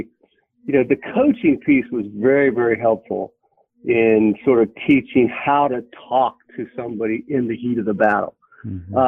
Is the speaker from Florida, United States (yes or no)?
yes; Florida, United States; moved away; also born or lived in North Carolina / Virginia / Pennsylvania; I grew up in Florida